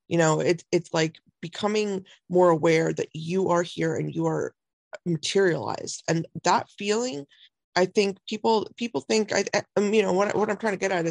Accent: India; I'm Indian

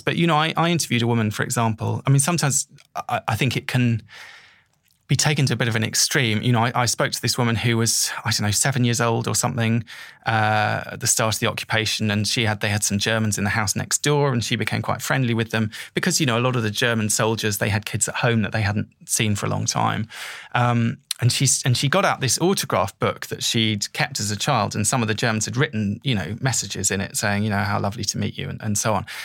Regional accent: England, United Kingdom; I was going there as someone from the mainland, you know, going there as an English person

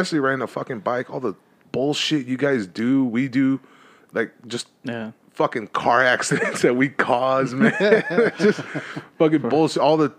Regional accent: Los Angeles, California, United States; I grew up in East LA, so it was street, always street.

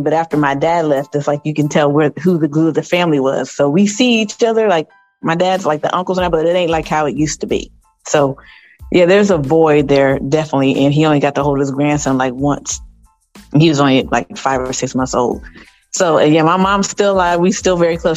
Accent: Columbus, Ohio, United States; moved away as an adult; also born or lived in Los Angeles, California; now in Phoenix, United States; I'm originally from Columbus, Ohio. Currently residing here in hot ass uh, Phoenix, Arizona

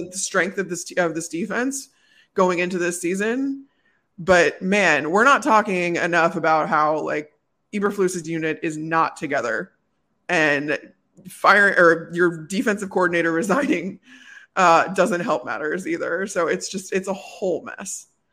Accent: Chicago, Illinois, United States; moved away as an adult; also born or lived in Phoenix / Tampa; growing up in Chicago

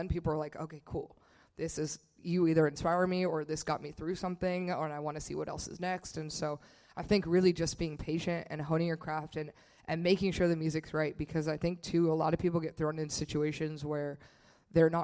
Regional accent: Bay Area, California, United States; where Tanner and I grew up in the Bay Area

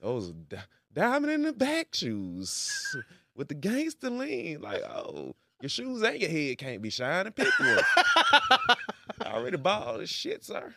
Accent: Memphis, Tennessee, United States; moved away as an adult; now in Tulsa, United States; I'm from Memphis

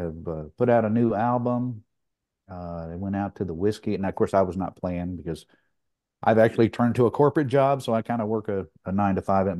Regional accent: Tampa, Florida, United States; I'm from Tampa, Florida

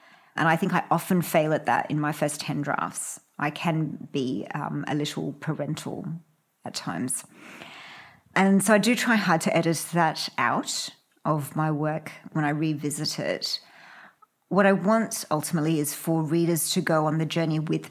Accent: Australia; we're Australian too

